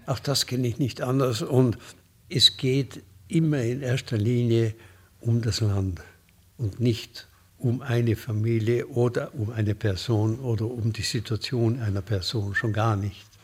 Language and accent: German; Munich, Bavaria, Germany; ich komme aus München